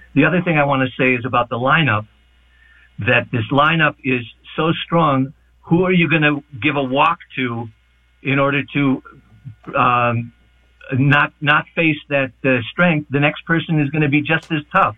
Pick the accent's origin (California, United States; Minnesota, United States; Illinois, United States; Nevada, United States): Minnesota, United States; now in Jerusalem, Israel; I grew up in Minnesota